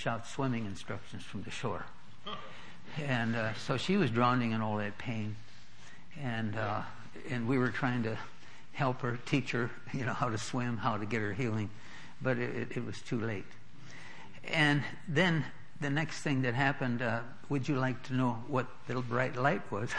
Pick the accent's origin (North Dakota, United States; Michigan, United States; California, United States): North Dakota, United States; moved away; We were raised in North Dakota.